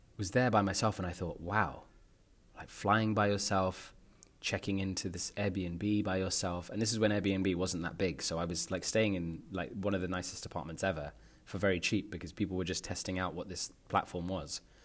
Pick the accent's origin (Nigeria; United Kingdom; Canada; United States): United Kingdom; London; moved away as an adult; now in Netherlands; I grew up in North London